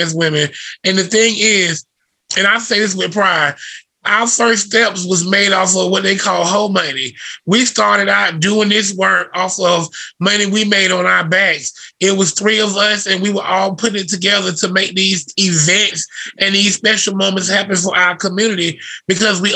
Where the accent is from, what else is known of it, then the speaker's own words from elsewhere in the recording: the South, United States; It was in our culture growing up in the South